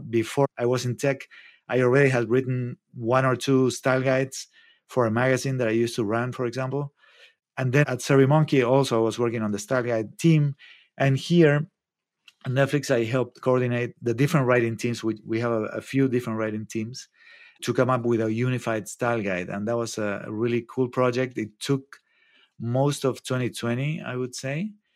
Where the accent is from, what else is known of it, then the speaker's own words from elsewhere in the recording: Argentina; moved away as an adult; also born or lived in New York / Mexico City; now in Santa Cruz, United States; I'm from Argentina.